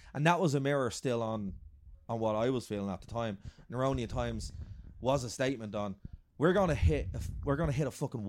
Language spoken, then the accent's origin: English; Ireland; because we're Irish. We're very proud of being Irish